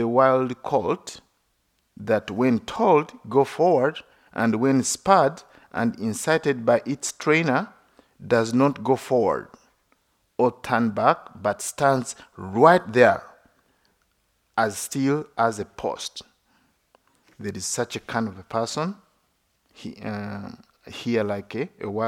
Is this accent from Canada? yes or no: no; Uganda; now in United States; United States is my second home. I have two homes. One is Uganda, another one, United States